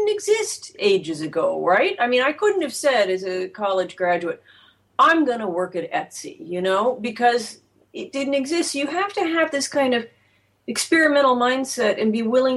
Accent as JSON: {"language": "English", "town": "Kansas City", "region": "Missouri", "country": "United States", "tie": "born or raised there", "said": "I grew up in Kansas City"}